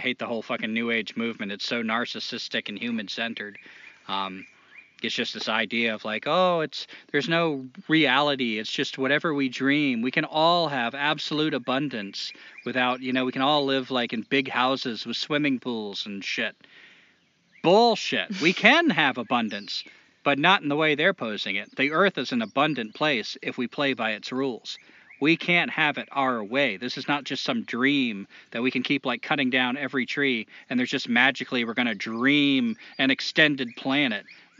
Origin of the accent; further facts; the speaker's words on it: Toledo, Ohio, United States; But I've heard guys do it, too. Like, I'm from Toledo.